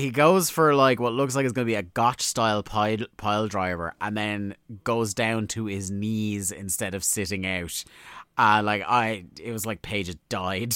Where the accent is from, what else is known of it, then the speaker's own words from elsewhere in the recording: Ireland; we're Irish